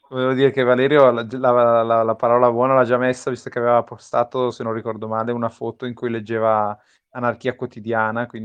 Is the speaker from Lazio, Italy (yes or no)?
no; Bergamo, Lombardy, Italy; perché voi due bresciani, io bergamasco.